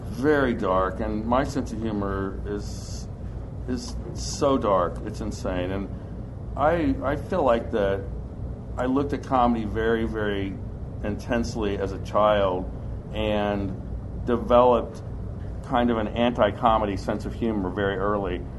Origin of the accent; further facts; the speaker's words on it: Ohio, United States; also born or lived in Hazard, Kentucky; I grew up in Ohio, but I was born in Hazard okay. and uh, spent a lot of my time going back to Hazard.